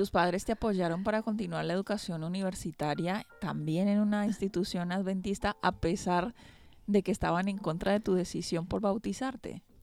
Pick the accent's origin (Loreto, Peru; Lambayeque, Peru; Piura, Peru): Loreto, Peru; Iquitos; moved away as an adult; now in Basque Country, Spain; yo soy de la ciudad de Iquitos